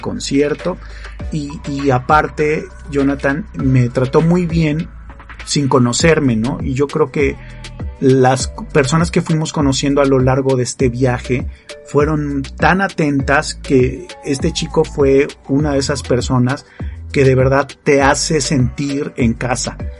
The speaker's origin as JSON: {"language": "Spanish", "country": "Mexico", "said": "Pues de México"}